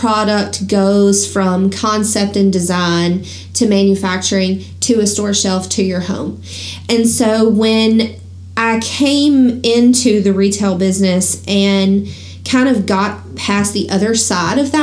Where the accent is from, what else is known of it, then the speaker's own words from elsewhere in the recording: the South, United States; growing up in the South